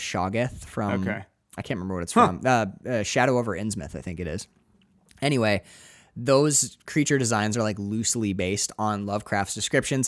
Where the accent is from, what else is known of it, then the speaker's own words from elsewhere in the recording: United States; I'm American